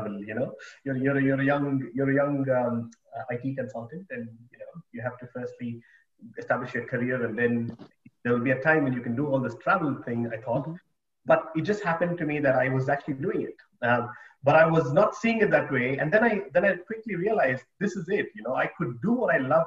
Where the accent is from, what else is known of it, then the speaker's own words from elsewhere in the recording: Bangalore, Karnataka, India; moved away as an adult; also born or lived in United Kingdom / Australia / Japan / New Zealand; I grew up in India, in Bangalore.